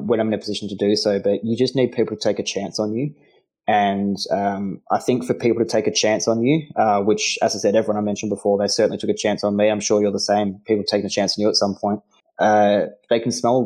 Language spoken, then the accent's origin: English; Melbourne, Victoria, Australia; also born or lived in North Carolina; Born and raised in Melbourne